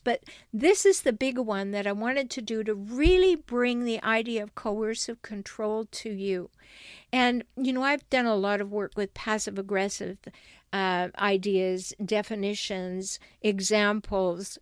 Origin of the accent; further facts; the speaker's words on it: Canada; now in San Diego, United States; I'm a Canadian, but I li, I have dual citizenship. I live in San Diego, California.